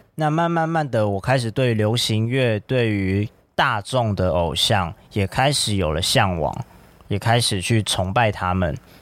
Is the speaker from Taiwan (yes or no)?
yes; Taiwan; 作为一个台湾人